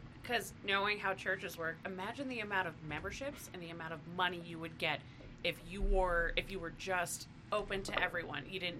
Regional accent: Idaho, United States; growing up in Idaho

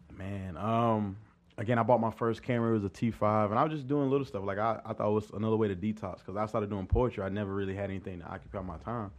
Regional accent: Pendleton, South Carolina, United States; I'm, uh, from a Little Town, Pendleton, South Carolina. It's right outside of Anderson, South Carolina

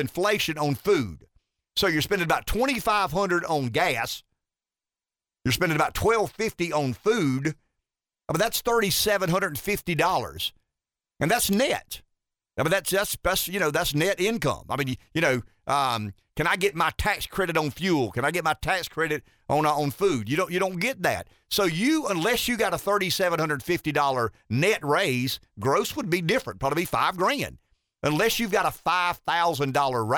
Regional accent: Pamplico, South Carolina, United States; living in Pamplico, South Carolina, my hometown

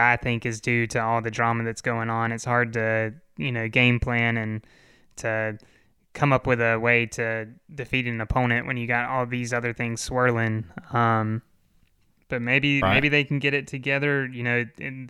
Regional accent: the Carolinas, United States; also born or lived in Georgia; I grew up in the Carolinas

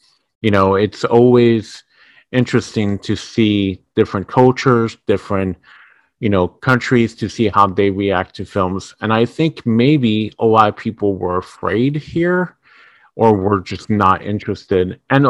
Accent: France; moved away; growing up in France

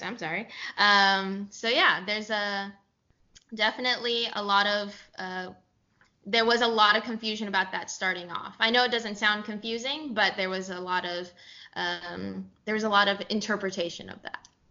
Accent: San Jose, California, United States; moved away as an adult; also born or lived in Los Gatos, California / Santa Barbara, California / Dallas, Texas; I grew up in California. I am originally from San Jose, and then I went to high school in Los Gatos High

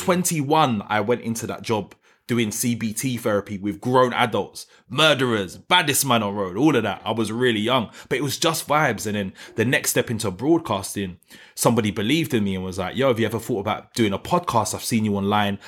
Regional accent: London, United Kingdom; I'm from New Cross

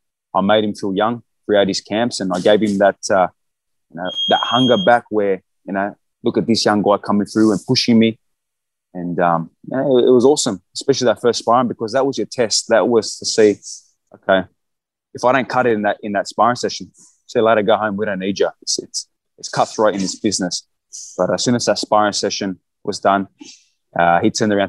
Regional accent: Australia; I'm from Australia.

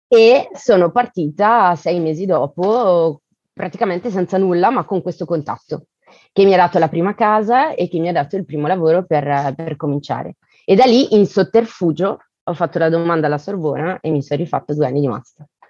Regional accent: Elba, Tuscany, Italy; also born or lived in Bergamo / Venice; now in Paris, France; sono nata a Bergamo, cresciuta all'Isola d'Elba e vivo a Parigi

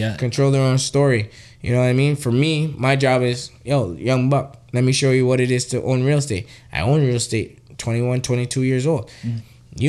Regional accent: Trinidad & Tobago; now in Canada; I was a country boy. I'm not going to lie. I was born in Trinidad.

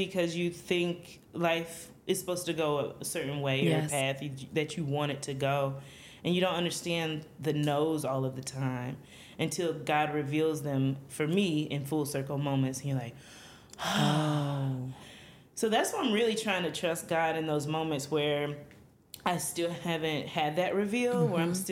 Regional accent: South Carolina, United States; born or raised there; now in Georgia, United States

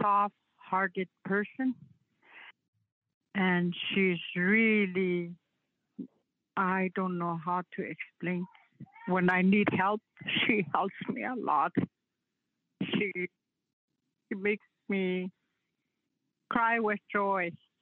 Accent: Beauval, Saskatchewan, Canada; now in Dillon, Canada; I'm originally from Bishopcourt, and I live here in Dillon with my husband, 38 years.

